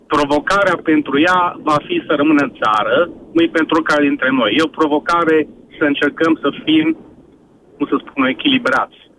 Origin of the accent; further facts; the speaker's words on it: Oradea, Bihor County, Romania; eu sunt din Oradea